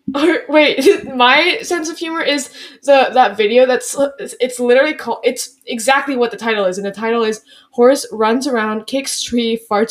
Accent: United States; Because I'm from America.

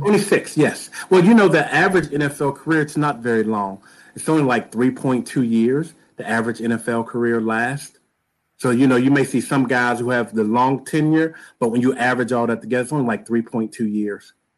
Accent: Pittsburgh, Pennsylvania, United States; I am from the great city of Pittsburgh, Pennsylvania

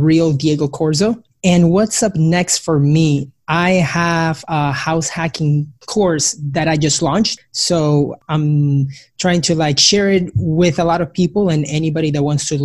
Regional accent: Peru; now in Austin, United States; Originally from Peru, South America

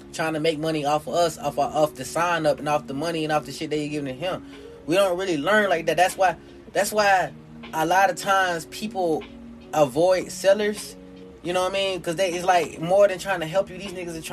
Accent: the South, United States; I'm born in the South. Southern people have a little different disposition than North people

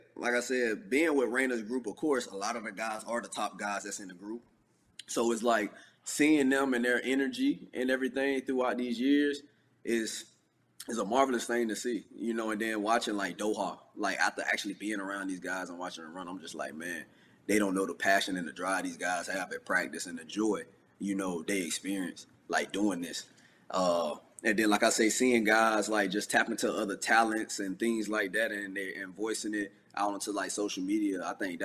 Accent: St. Petersburg, Florida, United States; moved away as an adult; also born or lived in Texas; I'm from St. Petersburg, Florida. Like, I'm a Floridian

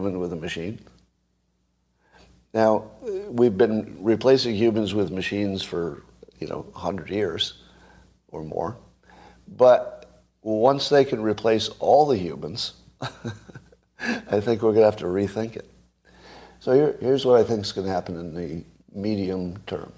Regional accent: United States; when I grew up in America

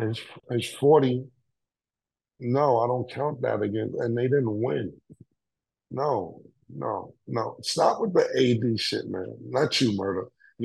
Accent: New York City, New York, United States; I'm from Harlem.

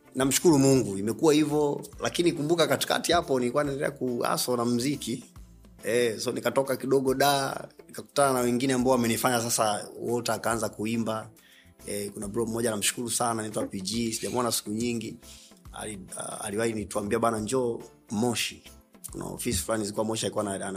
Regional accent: Dar es Salaam, Tanzania; moved away; nimeisha hayo maisha hapo keko kwa Keko mpaka natoka kwa utachilambo nimetokea Keko Magulumbasi

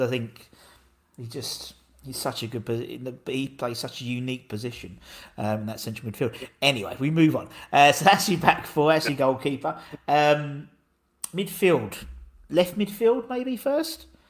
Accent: Essex, East of England, United Kingdom; trying to explain from Essex rather than London

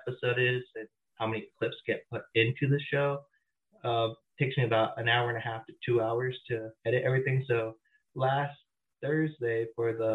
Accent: Redlands, California, United States; now in Crestline, United States; I'm originally from Redlands, which is considered the jewel of the Inland Empire.

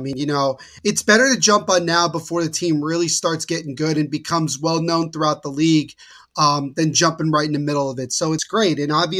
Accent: Little Silver, New Jersey, United States; because I am also from the county of Monmouth. I'm actually from Little Silver, New Jersey. So we're actually not that far away from one another.

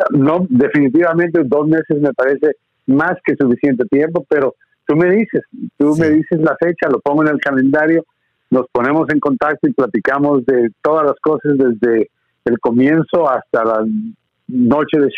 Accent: Guatemala; born there; also born or lived in Honduras / Miami; viví en Honduras un tiempo, mi madre es hondureña, entonces viví en Honduras un tiempo, nací en Guatemala, viví en Guatemala un tiempo, viví en Miami un tiempo, o sea, estuve viajando por todos lados, soy el inmigrante típico

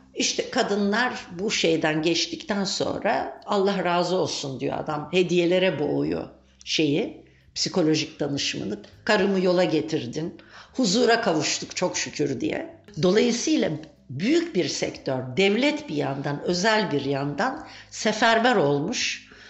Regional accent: Turkey; ben e, Türkiye'de doğdum, büyüdüm.

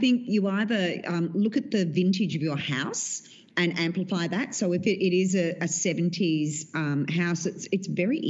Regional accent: Australia

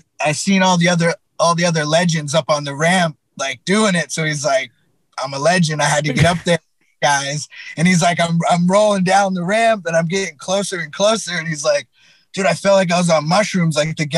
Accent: Chatham, Massachusetts, United States; moved away as an adult; also born or lived in New York; Chatham, where I grew up in Cape Cod, is like a small fishing town

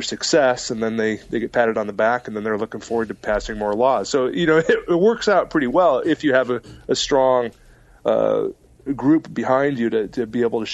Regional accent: Mukilteo, Washington, United States; moved away as an adult; now in New York City, United States; wanted to move back home. To Mukilteo, Washington

